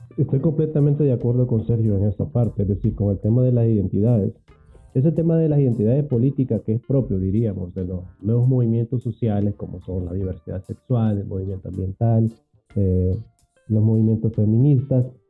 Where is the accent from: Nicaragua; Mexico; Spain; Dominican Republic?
Nicaragua; Camoapa, Boaco; de donde yo soy, Radio Camuapa